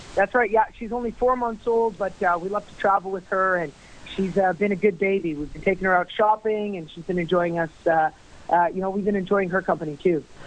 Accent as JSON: {"language": "English", "town": "St. Paul", "region": "Alberta", "country": "Canada", "tie": "born or raised there", "said": "my hometown of St. Paul"}